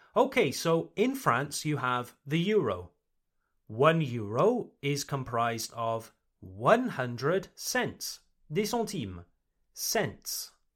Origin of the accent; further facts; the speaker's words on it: United Kingdom; I come from the United Kingdom, Le Royaume-Uni, the United Kingdom.